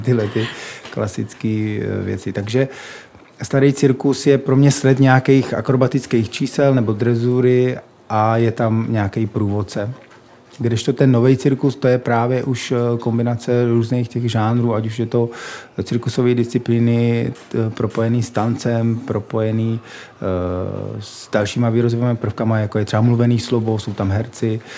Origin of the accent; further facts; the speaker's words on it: Czechia; my třeba jako Češi